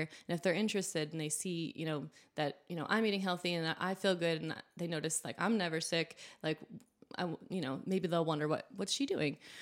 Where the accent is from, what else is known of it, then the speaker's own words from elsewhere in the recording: New Hampshire, United States; moved away as an adult; also born or lived in Vermont; now in Southwest Virginia, United States; I grew up in New Hampshire, like I said, and went to school in Vermont, just next door